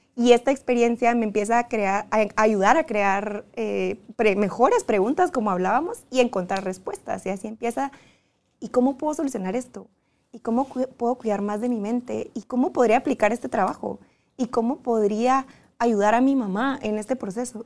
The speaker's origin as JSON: {"language": "Spanish", "country": "Guatemala", "moved": "as an adult", "said": "fue la primera vez que me fui de Guatemala"}